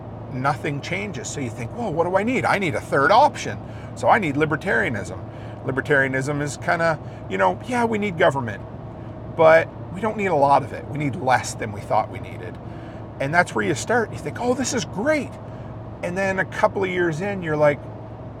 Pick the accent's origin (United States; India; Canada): Canada; I was born here in Canada